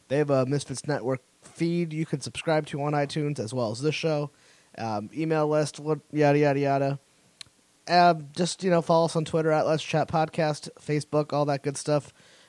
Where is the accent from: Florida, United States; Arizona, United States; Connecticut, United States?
Connecticut, United States; outside New Haven; I grew up in the outside New Haven area.